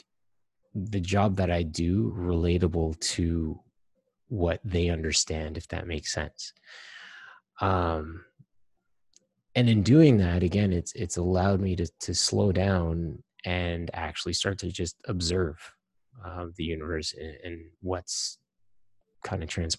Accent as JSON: {"language": "English", "country": "Trinidad & Tobago"}